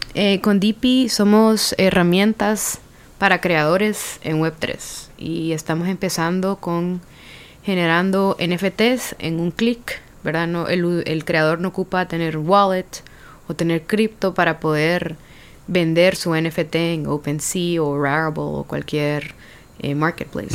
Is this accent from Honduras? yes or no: yes; Honduras; moved away; also born or lived in San Pedro Sula / United States; Soy la primera hondureña